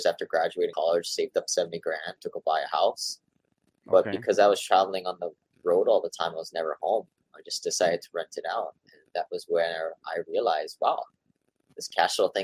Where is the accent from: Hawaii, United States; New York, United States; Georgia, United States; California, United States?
Hawaii, United States; also born or lived in Seattle; raised here in Hawaii